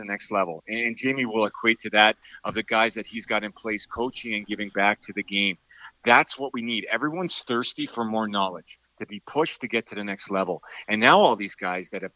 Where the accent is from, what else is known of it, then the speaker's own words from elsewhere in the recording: Ontario, Canada; now in Burlington, Canada; it's in my hometown. I know I'm in Burlington now